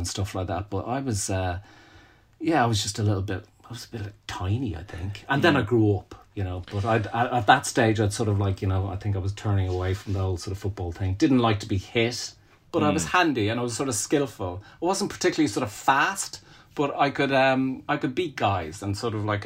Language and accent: English; Dublin, Leinster, Ireland; I grew up in Raheny in Dublin